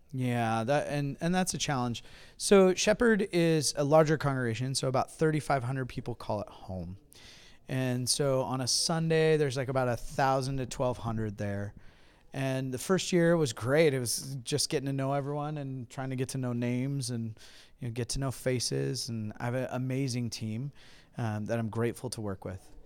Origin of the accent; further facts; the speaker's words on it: Huntington Beach, California, United States; moved away as an adult; now in Hudson, United States; I'm originally from Hiney Beach, California